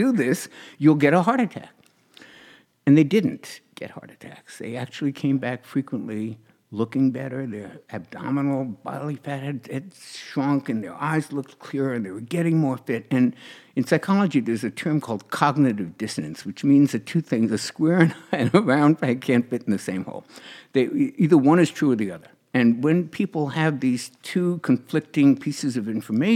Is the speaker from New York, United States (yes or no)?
yes; New York, United States; I was in New York, in my hometown